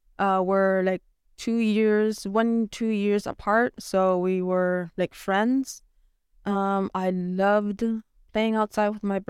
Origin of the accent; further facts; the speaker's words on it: Nunavik, Quebec, Canada; I'm happy that I was born and raised in Nunavik.